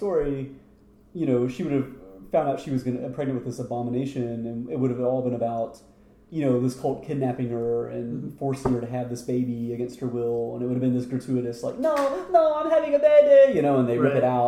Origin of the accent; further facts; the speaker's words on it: United States; me being an American